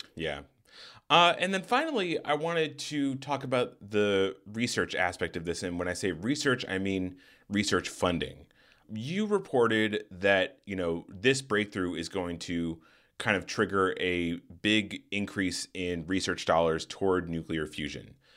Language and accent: English; Tucson, Arizona, United States; I grew up in Tucson, Arizona